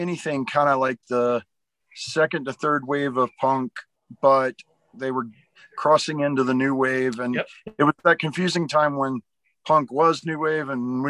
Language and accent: English; Georgia, United States; also born or lived in Nashville; But I grew up in Savannah and Atlanta, Georgia.